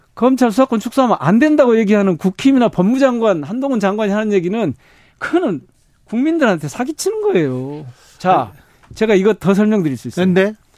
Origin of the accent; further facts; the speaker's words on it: Gwangju, South Korea; 제가 광주 출신이고 광주 지역구고